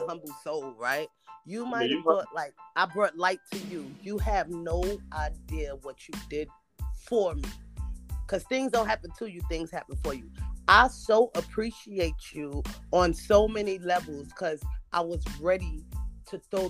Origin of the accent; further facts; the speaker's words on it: New York City, New York, United States; I speak adamant because, like, I'm from Brooklyn, from Bushwick